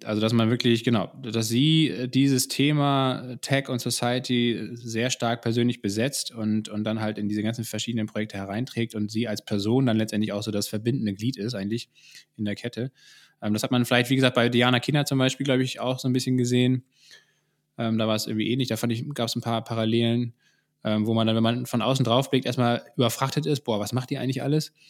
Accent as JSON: {"language": "German", "country": "Germany", "said": "bei uns in Deutschland"}